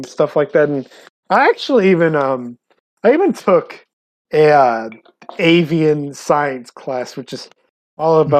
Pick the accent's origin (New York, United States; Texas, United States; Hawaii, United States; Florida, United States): Texas, United States; San Antonio; I'm from San Antonio